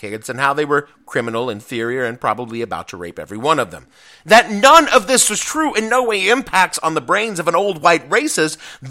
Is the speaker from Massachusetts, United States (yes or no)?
no; Etowah, Tennessee, United States; born or raised there